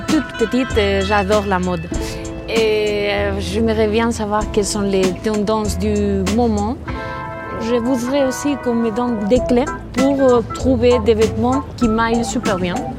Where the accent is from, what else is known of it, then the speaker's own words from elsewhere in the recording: Bilbao, Basque Country, Spain; French is a second language; j'ai 32 ans, je viens de Bilbao.